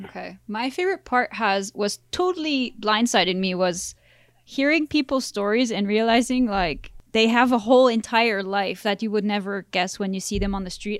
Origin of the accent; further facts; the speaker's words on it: France; moved away; I grew up in France